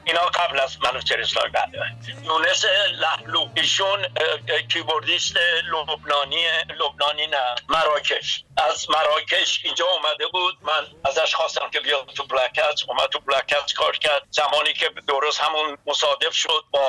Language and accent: Persian; Iran; born or raised there; also born or lived in England